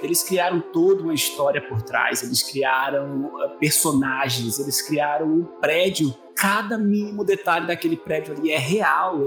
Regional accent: São Paulo, Brazil; moved away; also born or lived in Recife; Na época eu morava em Recife, eu sou de São Paulo, mas estava morando em Recife na época quando os meus pais uh, se mudaram para lá

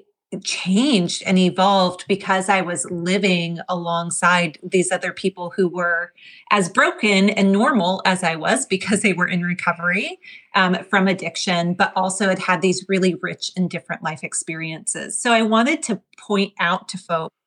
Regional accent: New Jersey, United States; moved away as an adult; also born or lived in the South / the Southwest / the Midwest; growing up in New Jersey

